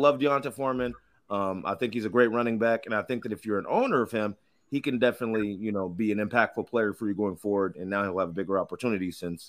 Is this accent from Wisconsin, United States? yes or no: no; Texas, United States; born there; I also like the Longhorns as well, because I was born in Texas.